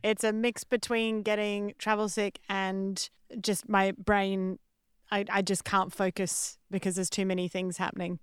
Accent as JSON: {"language": "English", "country": "Australia", "moved": "yes", "said": "I'm Australian comedian, writer, and artist"}